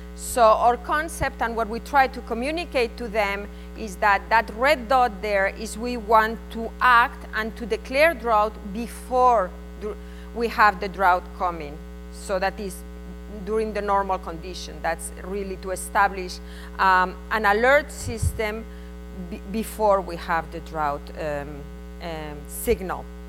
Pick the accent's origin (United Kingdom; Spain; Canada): Spain; accent: Spanish; English is a second language; my Spanish accent